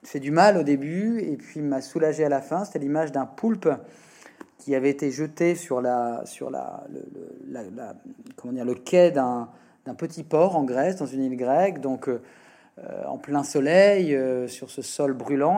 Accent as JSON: {"language": "French", "area": "Le Havre", "region": "Normandy", "country": "France", "tie": "born or raised there", "said": "j'ai grandi au Havre, dans un petit village à côté du Havre."}